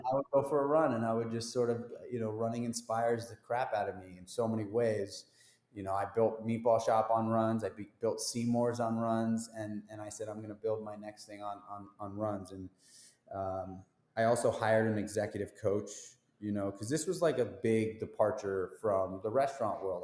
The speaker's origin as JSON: {"language": "English", "town": "New York City", "region": "New York", "country": "United States", "tie": "born or raised there", "said": "I grew up in New York City. I'm a New York City um, dude"}